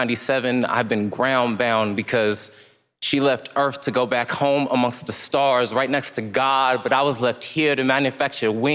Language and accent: English; Stockton, California, United States; 27 years old, and I am from Stockton, California